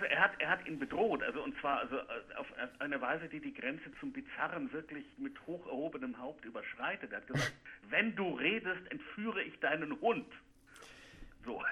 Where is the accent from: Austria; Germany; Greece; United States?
United States; German is a second language; bei uns in Amerika